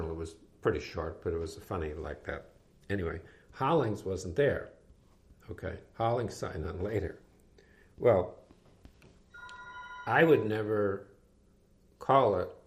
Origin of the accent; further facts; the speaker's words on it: New England, United States; and again, it was because I was from New England.